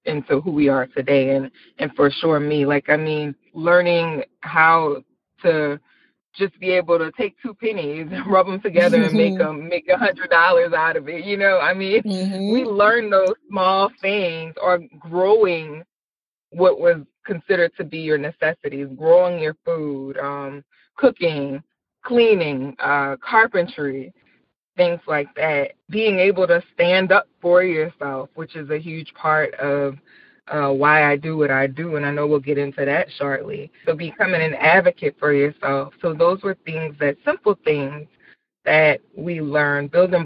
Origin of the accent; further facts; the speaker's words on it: Marrero, Louisiana, United States; also born or lived in Belle Rose, Louisiana; That's where I'm from. I'm from Marrero, Louisiana, which is about 10 minutes outside of New Orleans.